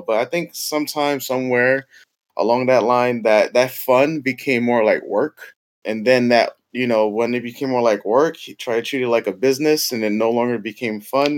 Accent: New York City, New York, United States; Bronx, New York. Yep, born and raised

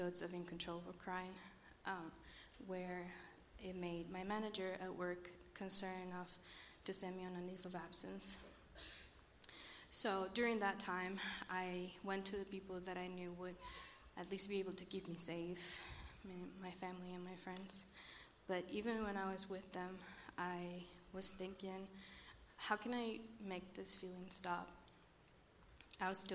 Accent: Costa Rica; moved away; I'm from Costa Rica.

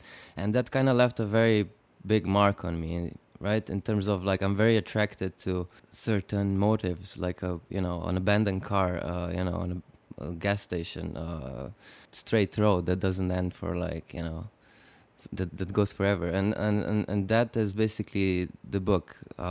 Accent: Slovenia; I was growing up in Slovenia. I was born basically into Yugoslavia, and Slovenia seceded from Yugoslavia in 1991.

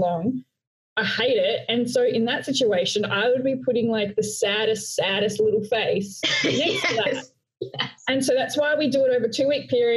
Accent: Australia; accent: Australian; also born or lived in Melbourne, Australia; I'm Australian with my Australian accent. So I'm calling in from Melbourne, Australia

